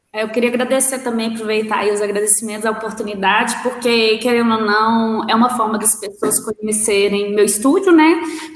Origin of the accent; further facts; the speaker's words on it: Belo Horizonte, Minas Gerais, Brazil; voltar para minha terra, né? Porque o pessoal acha que Venda Nova é, outra, é outro lugar, não é Belo Horizonte